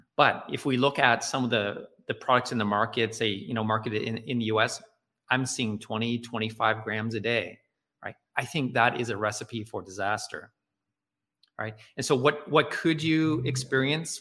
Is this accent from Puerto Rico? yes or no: no; Nova Scotia, Canada; I'm living in, in growing up in Nova Scotia